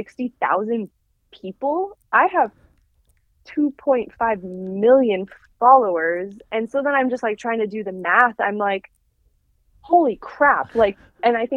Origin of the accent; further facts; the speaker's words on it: Portland, Oregon, United States; also born or lived in Utah; I'm from Portland, Oregon. And I was born in Portland, Oregon, and grew up here kind of my whole life